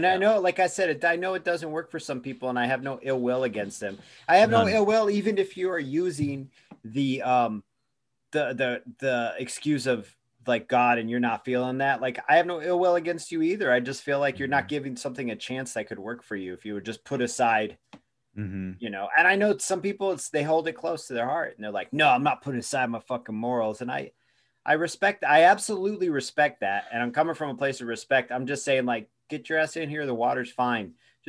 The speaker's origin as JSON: {"language": "English", "town": "Eugene", "region": "Oregon", "country": "United States", "lives_now": "Tucson, United States", "said": "I'm from Eugene. I moved here from Eugene, Oregon."}